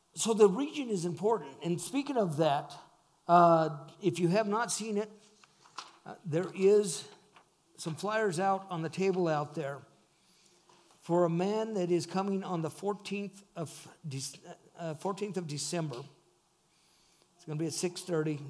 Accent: northern Nevada, United States; moved away; Dee and I are originally from northern Nevada

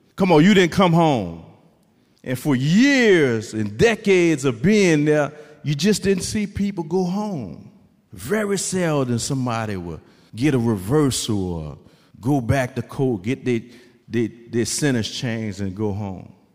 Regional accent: New Orleans, Louisiana, United States; I'm from New Orleans, Louisiana.

